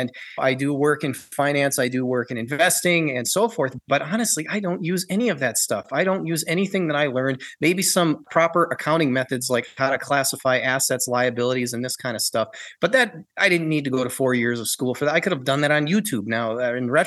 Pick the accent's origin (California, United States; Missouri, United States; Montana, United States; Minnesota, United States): Minnesota, United States; moved away as an adult; also born or lived in Lebanon; I grew up in Minnesota in the U.S.